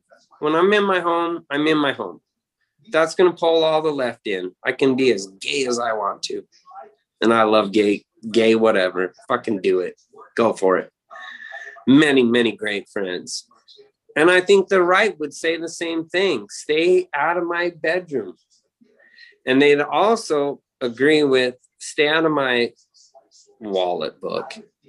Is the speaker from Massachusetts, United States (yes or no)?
no; Spearfish, South Dakota, United States; moved away; also born or lived in Sundance, Wyoming; When I moved from South Dakota in Spearfish over to Sundance, I was a little bit better than everybody in my age group.